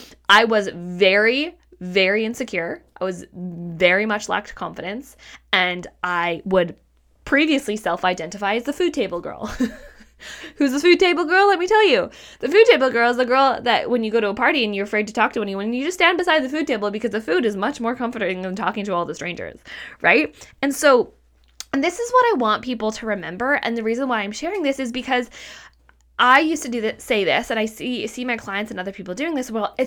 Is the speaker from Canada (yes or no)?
yes; Canada; also born or lived in Australia; I'm like, I am like from Canada. I live in a city and I used to live in Australia.